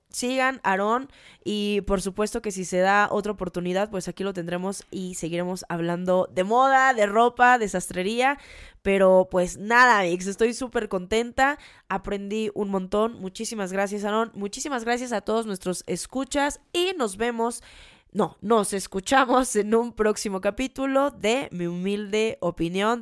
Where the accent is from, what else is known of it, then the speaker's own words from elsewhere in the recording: Mexico; eso justamente somos los mexicanos